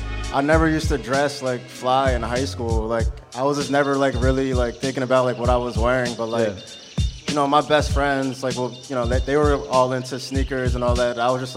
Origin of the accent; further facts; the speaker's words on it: Atlantic City / Cherry Hill, New Jersey, United States; moved away as an adult; now in Philadelphia, United States; I was born in Atlantic City, then I moved to Cherry Hill.